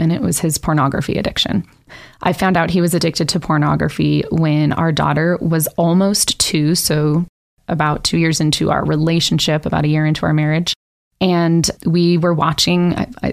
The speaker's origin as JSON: {"language": "English", "region": "California", "country": "United States", "tie": "born or raised there", "also_born_or_lived": "Nevada", "moved": "as an adult", "said": "I was raised in California and moved around, went to three high schools in 4 years and all over California, and then finally settled in Nevada"}